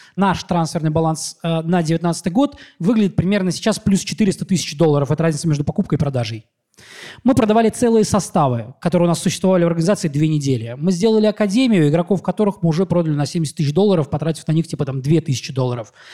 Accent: Mordovia, Russia; moved away; я из Мордовии

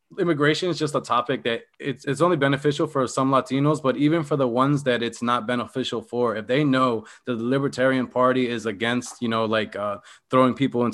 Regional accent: Philadelphia, Pennsylvania, United States; because I came from Philadelphia. So I don't plan to go back to Philadelphia.

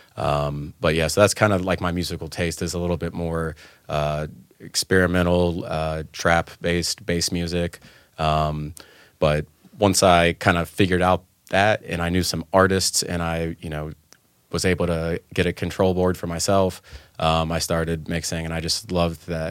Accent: Atlanta, Georgia, United States; I've been in, uh, Atlanta most of my life in Georgia, um, since I was, like, five or six

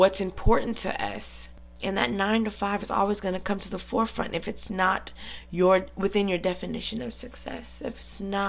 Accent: United States; as a child, growing up in the American system

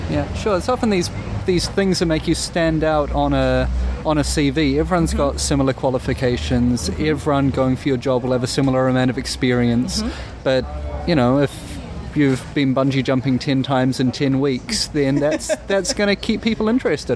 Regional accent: New Zealand; coming from New Zealand

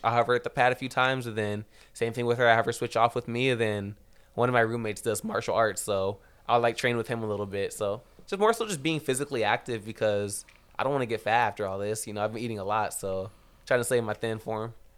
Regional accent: Rancho Cucamonga, California, United States; I'm from Rancho Cucamonga

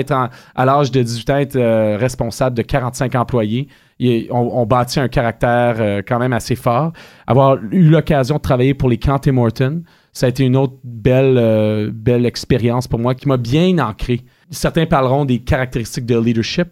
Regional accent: Ottawa, Ontario, Canada; Je suis un petit gars de la Côte de Sable. J'ai grandi à quelques mètres de l'Université d'Ottawa.

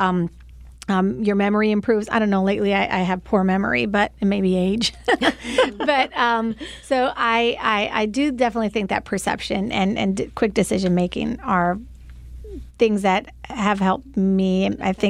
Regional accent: Puerto Rico; first language English; moved away; also born or lived in New York, United States; I was born in New York and moved to Puerto Rico at the age of 8 and didn't speak any Spanish whatsoever.

